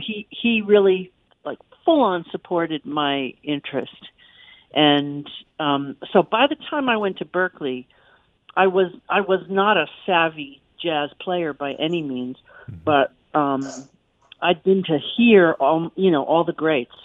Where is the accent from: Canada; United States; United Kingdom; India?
United States; Yonkers, New York; Yonkers, which is my hometown